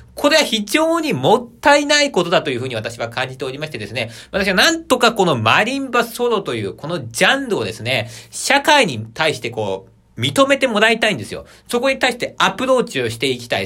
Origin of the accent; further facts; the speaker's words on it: Aichi, Japan; also born or lived in Tokyo; 地元の 愛知県に戻ってきまして